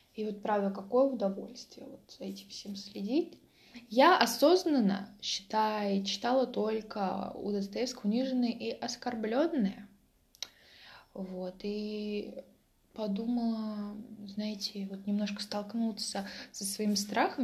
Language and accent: Russian; Mtsensk, Oryol Oblast, Russia; moved away; я родилась в Амценске. Обалдеть. Я родилась в Амценске